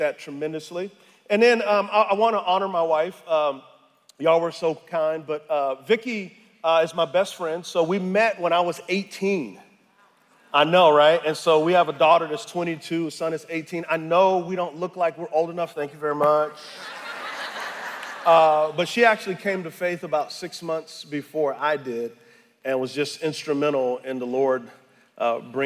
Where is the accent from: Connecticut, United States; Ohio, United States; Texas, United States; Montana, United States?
Texas, United States; San Antonio; moved away; I'm originally from San Antonio, Texas